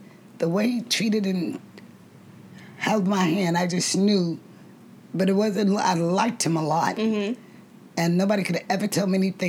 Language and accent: English; the North, United States; I'm from the North.